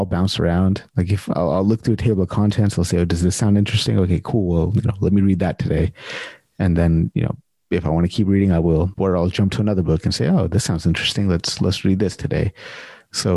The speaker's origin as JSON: {"language": "English", "country": "United States", "tie": "born or raised there", "moved": "as an adult", "lives_now": "Canada", "said": "I'm born and raised in the States"}